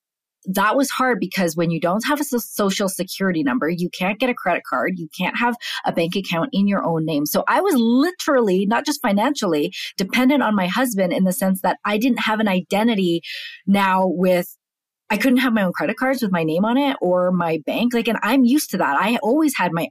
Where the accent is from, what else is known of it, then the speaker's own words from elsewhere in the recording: Canada; moved away as an adult; now in United States; I'm born and raised in Canada